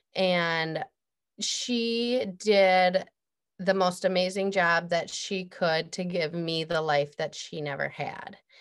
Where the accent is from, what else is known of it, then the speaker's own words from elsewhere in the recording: Midwest, United States; I'm from the Midwest